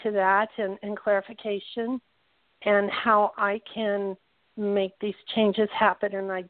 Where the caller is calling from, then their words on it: Southern Nevada, United States; I'm calling from Southern Nevada.